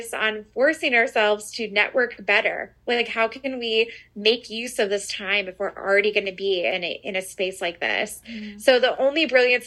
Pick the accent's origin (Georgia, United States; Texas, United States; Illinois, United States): Illinois, United States; outside of Chicago; I was raised outside of Chicago. So this is home to me